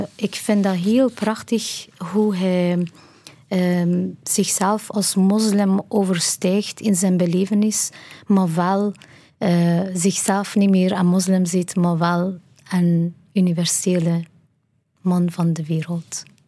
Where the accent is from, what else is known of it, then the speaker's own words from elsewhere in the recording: Kermanshah, Kermanshah Province, Iran; Dutch is a second language; moved away as an adult; now in Ghent, Belgium; We woonden toen in mijn geboortestad Kermanshah.